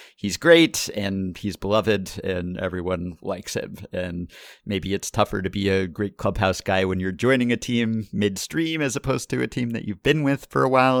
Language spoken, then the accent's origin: English; New York, United States; my hometown of New York